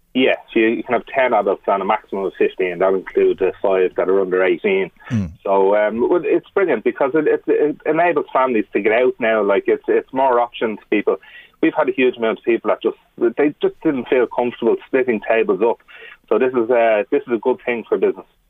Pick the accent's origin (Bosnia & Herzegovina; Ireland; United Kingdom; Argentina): Ireland; we're Irish, and we love chatting, we love socialising.